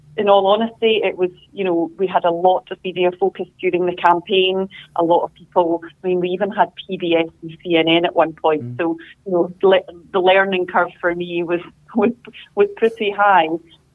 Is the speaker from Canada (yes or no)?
no; Scotland, United Kingdom; Obviously, I am a Scottish MP, so there is that aspect of what's happening here